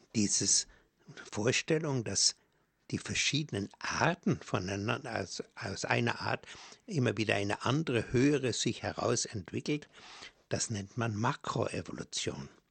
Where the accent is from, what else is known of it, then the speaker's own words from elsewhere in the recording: Bavaria, Germany; bei uns in Bayern